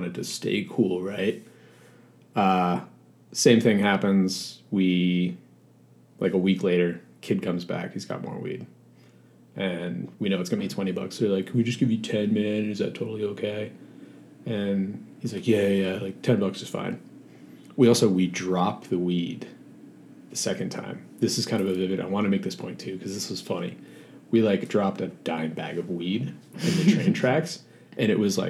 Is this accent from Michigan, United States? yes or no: no; Long Island, New York, United States; I grew up in New York, actually on Long Island. So I was about 2 hours east of New York City